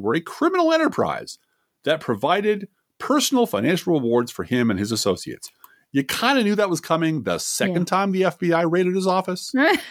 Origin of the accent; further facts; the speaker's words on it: Chicago, Illinois, United States; You might know that I hail from Chicago, sort of. Spent a number of years there